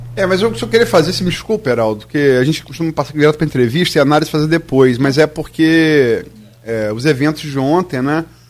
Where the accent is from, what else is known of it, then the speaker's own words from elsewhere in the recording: Brazil; fiquei com muita vergonha como brasileiro